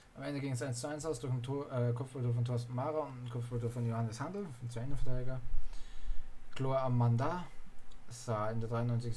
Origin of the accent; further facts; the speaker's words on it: Austria; Ich bin ja aus Österreich